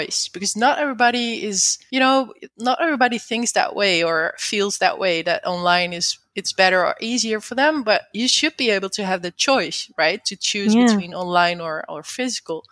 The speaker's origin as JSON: {"language": "English", "country": "Netherlands", "said": "I'm not from the USA, by the way. I'm from the Netherlands."}